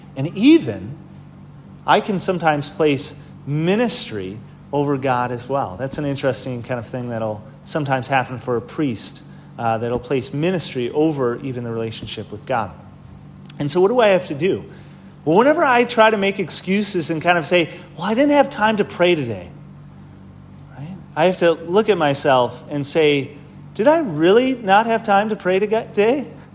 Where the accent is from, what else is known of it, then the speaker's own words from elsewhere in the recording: Wisconsin, United States; moved away; I'm from Wisconsin